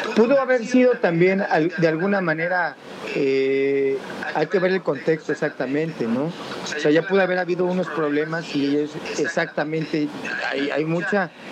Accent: Mexico City, Mexico; Nosotros como chilangos

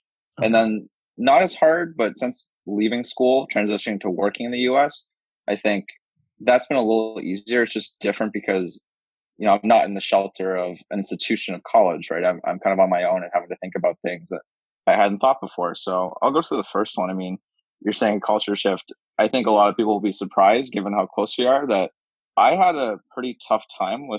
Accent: Canada; moved away as an adult; also born or lived in Philadelphia; now in Boston, United States; Grew up in Canada, born and raised

